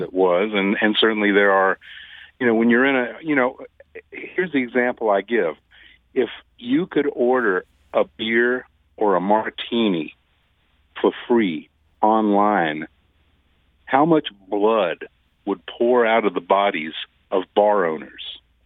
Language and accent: English; Deep South, United States; now in St. Louis, United States; I was from the Deep South.